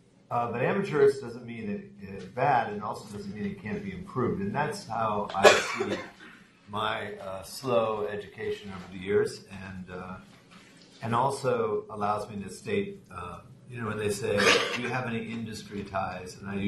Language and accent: English; Florida, United States; I grew up in Florida.